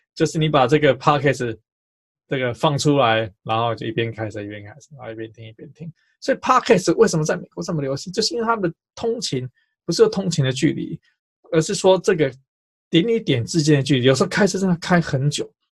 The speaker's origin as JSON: {"language": "Chinese", "region": "Taipei", "country": "Taiwan", "tie": "born or raised there", "said": "我记得我小时候在读建中的时候"}